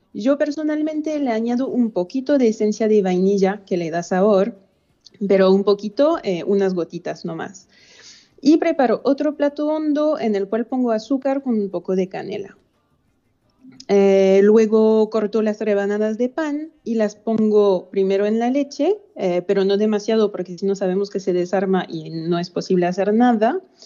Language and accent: Spanish; France; como francesa